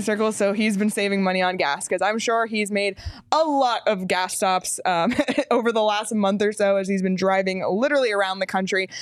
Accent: Canada; I am Canadian

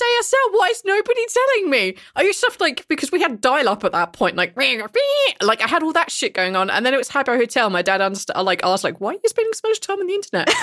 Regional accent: England, United Kingdom; now in Iceland; I come from England, and I live in Iceland.

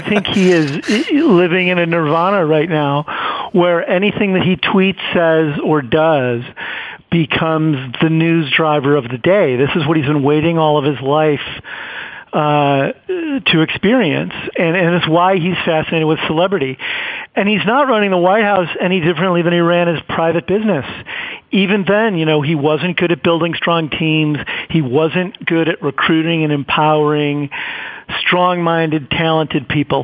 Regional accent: Chicago, Illinois, United States; I grew up in Chicago.

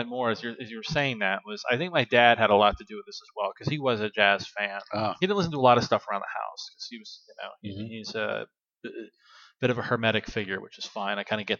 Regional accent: Washington, United States; born there; also born or lived in Massachusetts; I mean, you know, I was born in Washington. My dad, like I said, is in the Coast Guard, so we got bounced between there and Massachusetts.

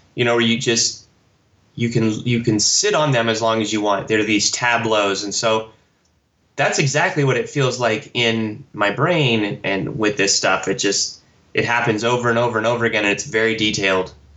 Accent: Texas, United States; I grew up in Texas, so we would go to Big Bob's Cards and Comics

